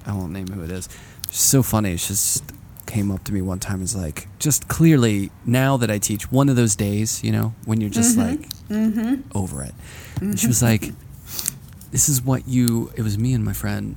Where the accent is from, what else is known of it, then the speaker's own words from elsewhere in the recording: Pittsburgh, Pennsylvania, United States; moved away; I'm from Pittsburgh originally